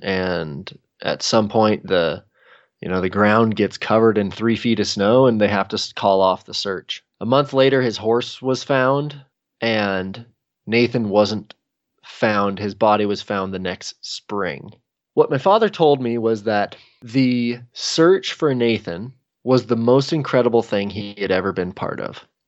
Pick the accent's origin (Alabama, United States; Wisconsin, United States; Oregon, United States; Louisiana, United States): Oregon, United States; Redmond; also born or lived in Bend, Oregon; I grew up in Redmond, Oregon